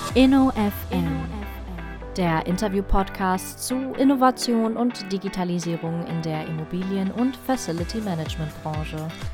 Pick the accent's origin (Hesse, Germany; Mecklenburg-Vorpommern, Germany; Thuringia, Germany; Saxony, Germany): Thuringia, Germany; Erfurt; moved away as an adult; also born or lived in Biberach / Cologne; Nachdem ich in Thüringen, Erfurt geboren wurde und dann eine klassische Lehre damals hieß es noch Kaufmann der Grundstücks- und Wohnungswirtschaft gemacht habe, ja. bei einer klassischen Wohnungsbaugesellschaft mit Plattenbauten in Erfurt.